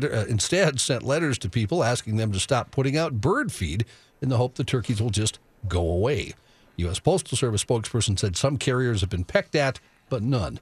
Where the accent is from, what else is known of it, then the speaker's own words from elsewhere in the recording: North Dakota, United States; In North Dakota, my home state